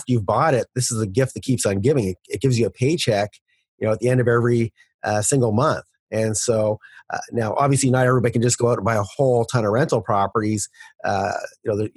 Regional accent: Canada; As a Canadian

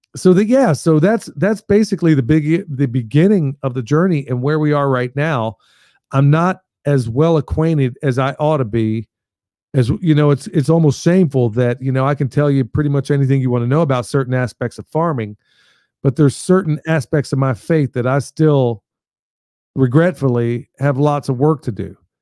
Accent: Coatesville, Pennsylvania, United States; moved away; also born or lived in Lancaster, Pennsylvania / Oklahoma; that's where I grew up initially, was in Coatesville, Pennsylvania, just outside of Philly, about thirty miles

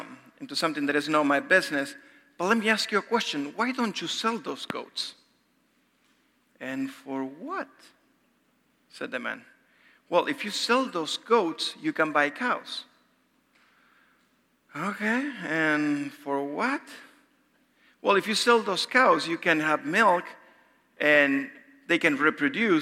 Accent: Argentina; moved away; I'm from Argentina.

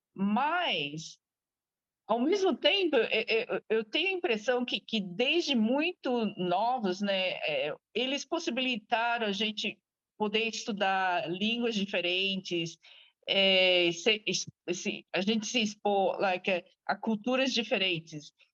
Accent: Brazil; moved away as an adult; now in Australia; E eu saí do Brasil a primeira vez quando eu tinha 21, na verdade. Então vai fazer trinta e tantos anos fora do Brasil.

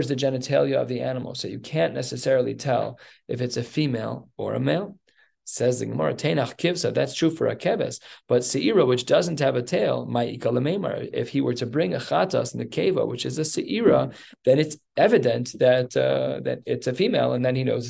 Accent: Evanston, Illinois, United States; I was born in Evanston Hospital

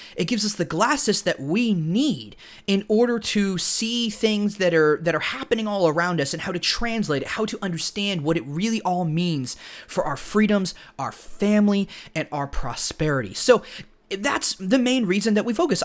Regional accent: United States; we grew up here in America

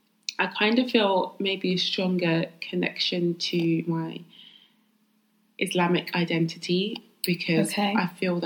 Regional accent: London, United Kingdom; Jamaican and my dad's family from Barbados. But I was born and raised in London, East London girl.

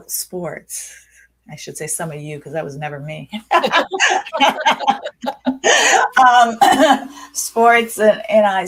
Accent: United States; I grew up in the United States. I'm an American

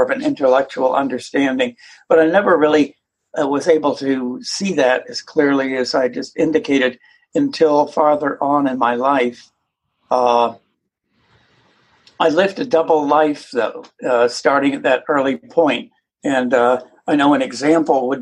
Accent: Vermont, United States; now in Atlanta, United States; I grew up in Vermont.

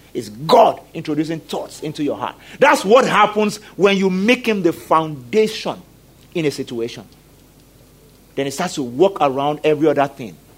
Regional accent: Nigeria; I'm a Nigerian

